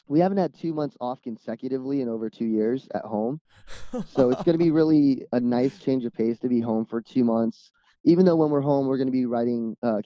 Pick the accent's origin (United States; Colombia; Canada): United States; California; for us, we're from California, and the off days ended up being out here on the East Coast.